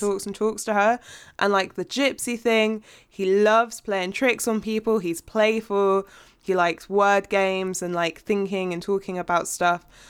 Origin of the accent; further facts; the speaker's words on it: United Kingdom; as a British person who pays a T V license